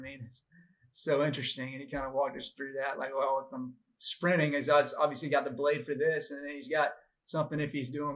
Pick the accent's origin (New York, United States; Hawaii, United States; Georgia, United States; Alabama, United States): Georgia, United States; Augusta; I'm from Augusta